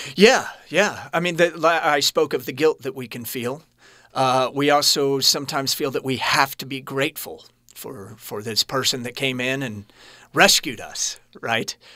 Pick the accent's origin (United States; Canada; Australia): United States; Kansas City, Missouri; I was born in Kansas City